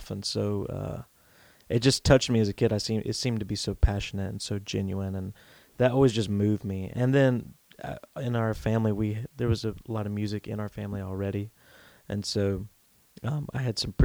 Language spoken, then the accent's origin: English; North Carolina, United States; I grew up here in North Carolina